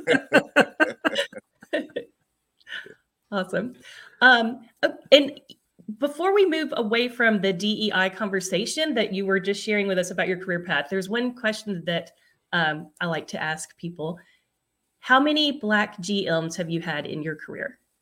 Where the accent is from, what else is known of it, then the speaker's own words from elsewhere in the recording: Louisiana, United States; I'm Louisiana